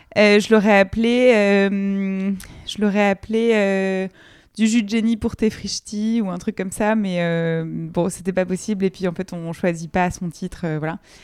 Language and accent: French; Colombes, Île-de-France, France; j'ai grandi à Colombes en, banlieue parisienne